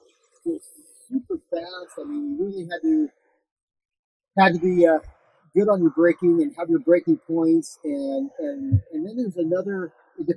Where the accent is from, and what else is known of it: Washington, United States; born or raised there; moved away as an adult; now in Southern California, United States